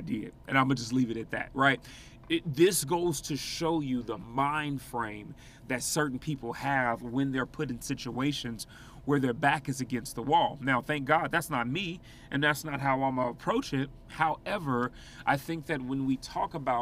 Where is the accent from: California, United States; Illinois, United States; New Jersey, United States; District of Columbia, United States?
Illinois, United States; Chicago; moved away; I'm from Chicago originally